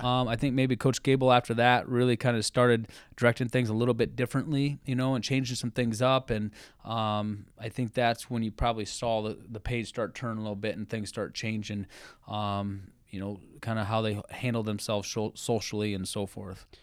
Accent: Cedar Rapids, Iowa, United States; I grew up in Cedar Rapids

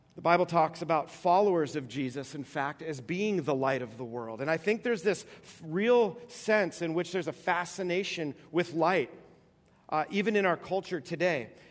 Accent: East Coast, New York, United States; moved away; I grew up on the East Coast, and uh, in New York

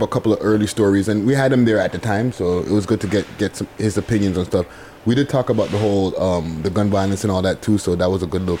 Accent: Toronto, Ontario, Canada; I'm not born in Toronto raised here

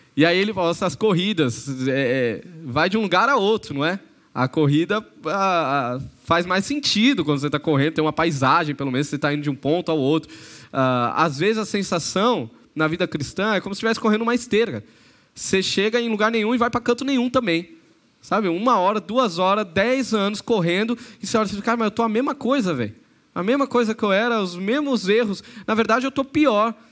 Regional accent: São Paulo, Brazil; moved away as an adult; Eu nasci em São Paulo, vivi minha vida em São Paulo

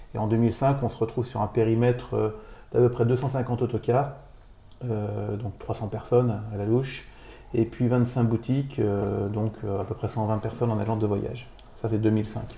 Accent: Neufchâteau, Grand Est, France; moved away; Moi, je suis Vosgien. je suis né à Neufchâteau. C'est là-bas que j'ai fait mon bac

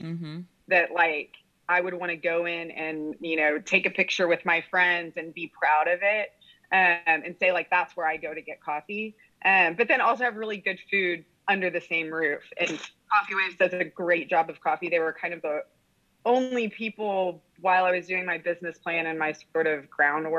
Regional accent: Corpus Christi, Texas, United States; also born or lived in Dallas; I was born and raised here

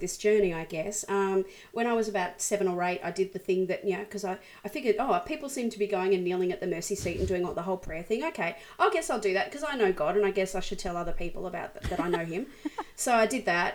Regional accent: Brisbane, Queensland, Australia; born or raised there

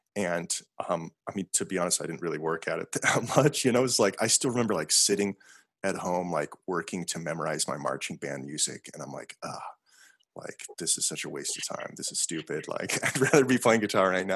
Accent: South Dakota, United States; also born or lived in Montana; I'm from South Dakota because I went to like middle school and high school mm-hmm. there.

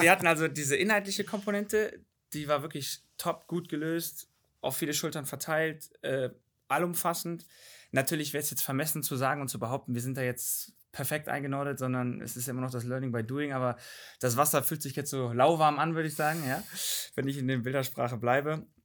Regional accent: North Rhine-Westphalia, Germany; also born or lived in Bavaria; now in Northern Germany; Ich äh, komme zu 50 Prozent eigentlich aus Bayern, also der Vater aus Bayern, bin aber in NRW aufgewachsen und wohne im Norden jetzt

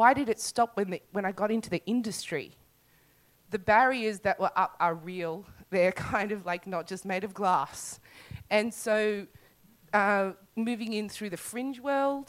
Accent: Australia; also born or lived in South Africa; I'm an Australian South African

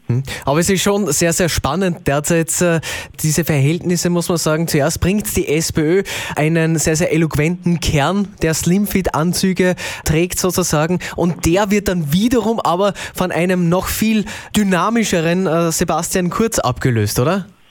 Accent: Austria; bei uns in Österreich

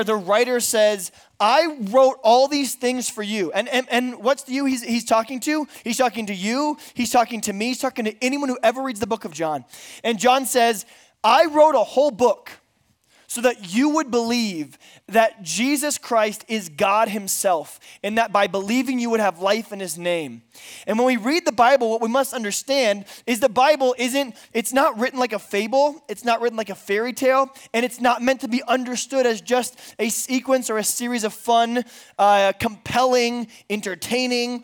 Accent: Bakersfield, California, United States; now in San Diego, United States; I am from San Diego, California. I grew up in Bakersfield, California.

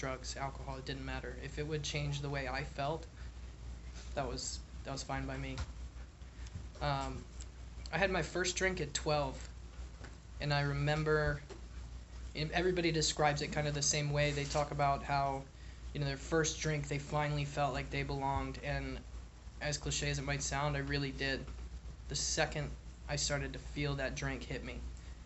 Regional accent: Richmond, Virginia, United States; also born or lived in Buffalo, New York; I grew up in Richmond, Virginia. I was born in Buffalo, New York. I moved down there when I was two

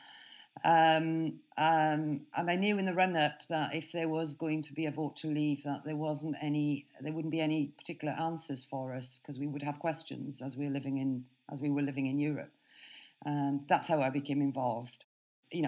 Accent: Wales, United Kingdom; moved away as an adult; I was brought up in Wales

